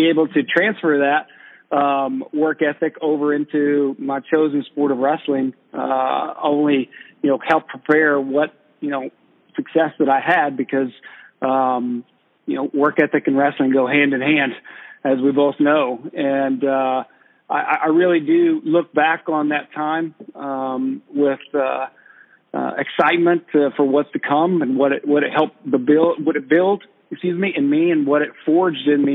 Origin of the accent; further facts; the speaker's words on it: Perry, Oklahoma, United States; now in Florida, United States; growing up in Perry, Oklahoma was a privilege.